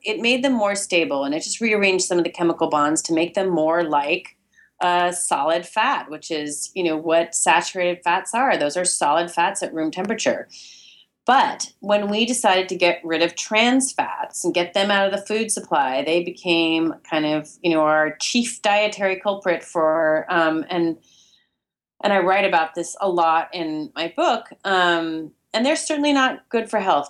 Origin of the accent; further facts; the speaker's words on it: Berkeley, California, United States; now in New York City, United States; I live in New York City and I grew up in Berkeley, California